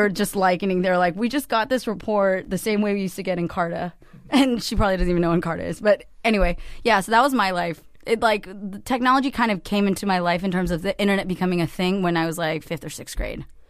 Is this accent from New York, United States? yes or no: no; Cupertino, California, United States; I grew up in the heart of Silicon Valley in Cupertino